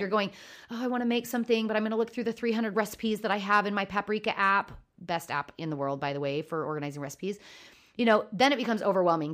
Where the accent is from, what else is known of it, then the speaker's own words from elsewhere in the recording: Oregon, United States; I grew up in Oregon